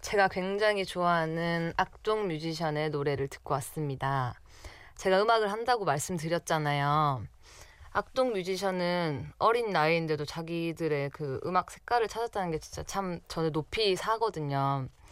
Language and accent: Korean; Masan, South Gyeongsang, South Korea; moved away as an adult; now in Seoul, South Korea; 저희 고향은 바로 경남 마산입니다.